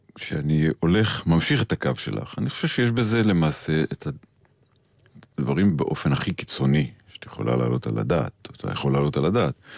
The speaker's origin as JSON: {"language": "Hebrew", "town": "Kfar Saba", "region": "Central District", "country": "Israel", "tie": "born or raised there", "said": "אני גדלתי במקום שלא הכרתי טייסים. גדלתי ברמתיים ובכפר סבא"}